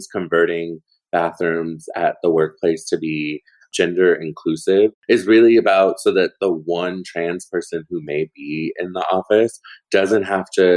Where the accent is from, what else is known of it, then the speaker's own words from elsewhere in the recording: Portland, Oregon, United States; moved away; Portland is my hometown